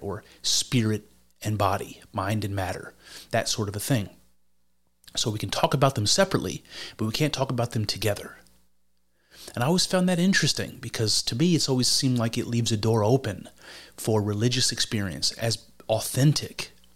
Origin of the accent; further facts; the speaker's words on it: United States; as an American